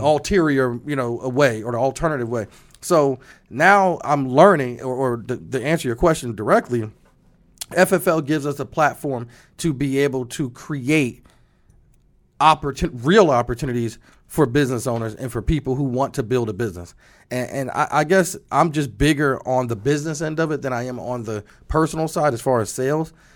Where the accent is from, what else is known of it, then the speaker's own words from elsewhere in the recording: New Jersey, United States; moved away; I'm excited to be back in my home state